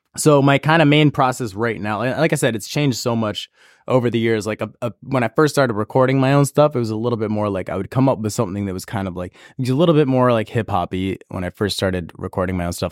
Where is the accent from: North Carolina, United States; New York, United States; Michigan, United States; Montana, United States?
New York, United States; Auburn; also born or lived in San Francisco, California / Santa Cruz, California; I grew up in Auburn, New York.